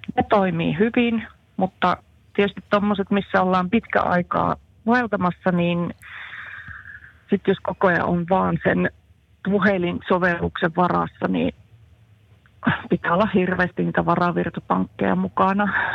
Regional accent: Central Finland, Finland; also born or lived in Jyväskylä / Jämsä; keski-ikäinen eräopas Keski-Suomesta

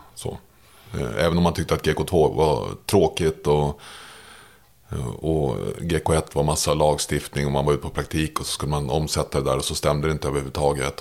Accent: Märsta, Stockholm County, Sweden; jag växte upp i Märsta

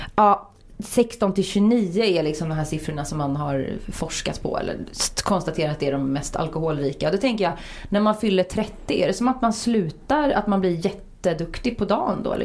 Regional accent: Uddevalla, Västra Götaland, Sweden; där jag kommer från, småstad Uddevalla.

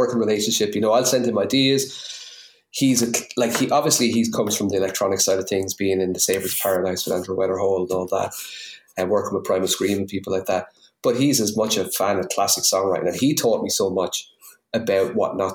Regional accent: New Ross, Leinster, Ireland; accent: New Ross; my new Ross accent

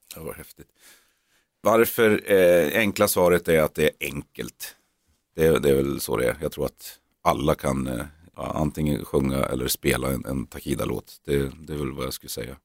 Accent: Norrland, Sweden; vi är norrlänningar, norrlänningar

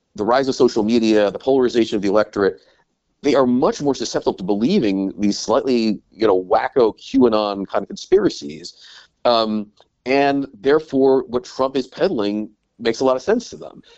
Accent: United States; moved away as an adult; also born or lived in Brussels / London

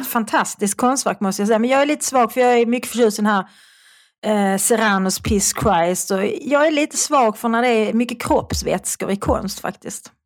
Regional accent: Malmö, Skåne, Sweden; accent: Malmö dialect (malmitiska); also born or lived in Svedala / Lund / Österlen / Stockholm; jag talar en ganska eh, klassisk malmitiska. Mm. Jag är född i Malmö och jag bodde i Malmö tills jag skulle börja skolan. Då flyttade jag till Svedala

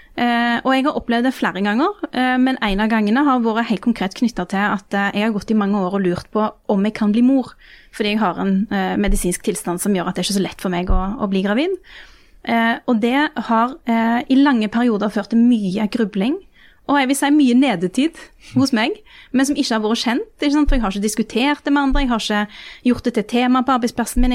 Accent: Rogaland, Norway; heimfylket mitt

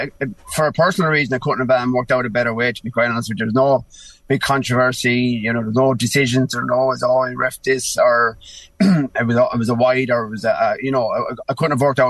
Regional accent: Roscrea, Tipperary, Ireland; also born or lived in Tralee / New York; now in Kilcormac, Ireland; I grew up in Rosscrea, County Tipperary, and moved down to Tralee then, and then I moved over to New York for 4 years. Then came back to Kilcormac.

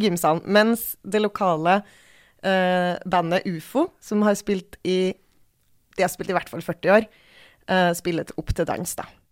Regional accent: Bjugn, Trøndelag, Norway; moved away; der jeg kommer fra i Trøndelag

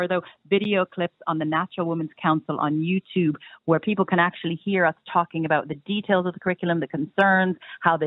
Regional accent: United States; now in Ireland; brought in from my home country, America

